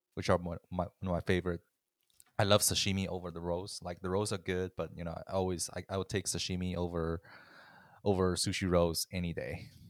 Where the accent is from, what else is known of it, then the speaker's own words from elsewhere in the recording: China; moved away; I growing up in China